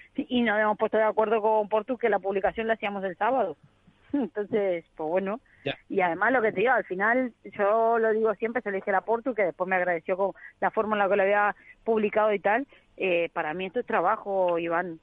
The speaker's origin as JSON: {"language": "Spanish", "country": "Argentina"}